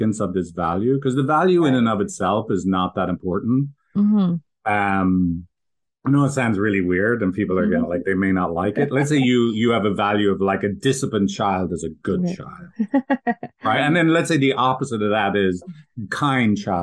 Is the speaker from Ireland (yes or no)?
yes; Ireland; I did grow up in a Irish, I'm from Ireland, like going to the farm as a kid